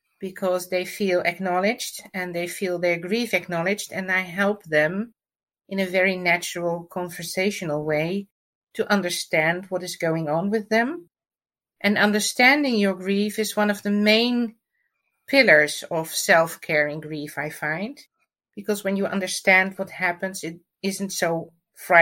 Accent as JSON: {"language": "English", "country": "Netherlands", "said": "I'm from the Netherlands"}